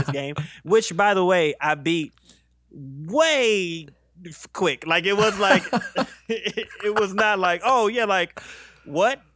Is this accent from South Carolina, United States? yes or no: yes; South Carolina, United States; also born or lived in Virginia; I grew up in mostly South Carolina. I'm from South Carolina